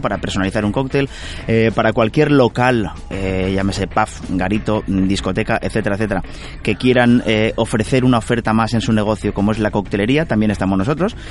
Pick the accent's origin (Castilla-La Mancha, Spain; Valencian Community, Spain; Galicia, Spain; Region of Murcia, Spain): Valencian Community, Spain; Carcaixent; yo nacido en Carcaixent y, valenciano